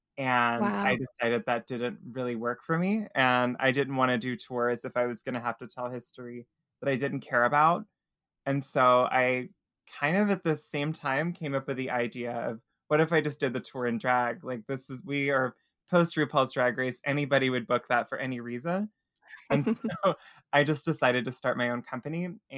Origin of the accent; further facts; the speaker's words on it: Tennessee, United States; now in New Orleans, United States; So I'm originally from Tennessee. I was born in a really rural corner of Tennessee that not a lot of people would recognize the name of. But we moved all over, and I was just trying to get it.